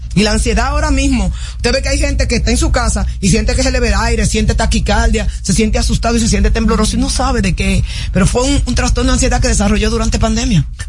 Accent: Dominican Republic; los dominicanos éramos una de las personas que éramos más fácilmente adaptables

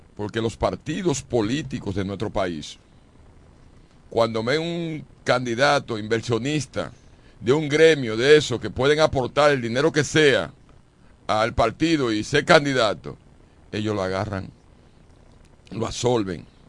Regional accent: Dominican Republic

